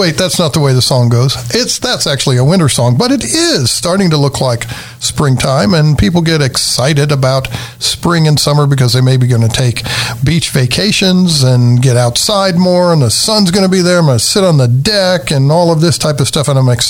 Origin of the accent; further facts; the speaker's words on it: Tennessee, United States; But first, I'm from Tennessee.